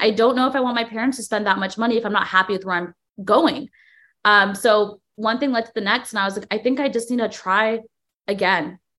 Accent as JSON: {"language": "English", "town": "Cupertino", "region": "California", "country": "United States", "tie": "born or raised there", "moved": "as an adult", "lives_now": "New York City, United States", "said": "I was born and raised in the Bay Area, specifically Cupertino"}